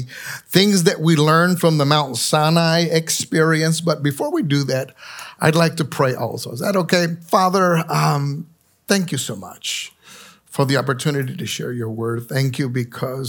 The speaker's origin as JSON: {"language": "English", "town": "San Juan", "country": "Puerto Rico", "tie": "born or raised there", "moved": "yes", "said": "I grew up in San Juan, Puerto Rico"}